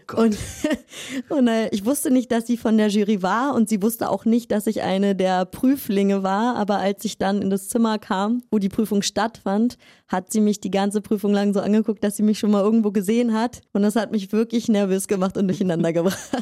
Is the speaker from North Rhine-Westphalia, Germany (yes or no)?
no; Berlin, Germany; moved away; also born or lived in Riga, Latvia / France; ich komme aus Berlin, und äh, ich habe eine Tanzausbildung in Berlin angefangen